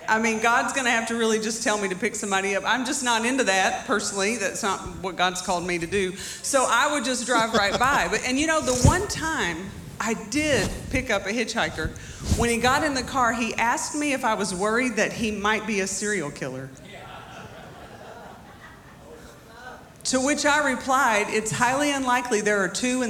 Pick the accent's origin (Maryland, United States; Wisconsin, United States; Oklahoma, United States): Oklahoma, United States; Muskogee; I'm from Muskogee.